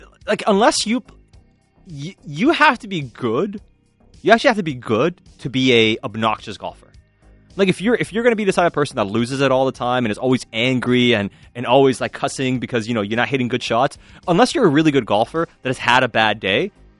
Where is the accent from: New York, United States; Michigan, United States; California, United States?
New York, United States; Buffalo; I don't even know how to tell everyone that I'm not Italian. I'm just from Buffalo.